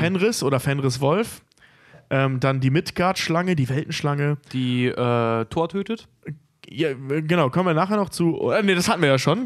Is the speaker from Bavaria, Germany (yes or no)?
no; North Rhine-Westphalia, Germany; in den unteren Niederrhein-Regionen, also sprich meiner Heimat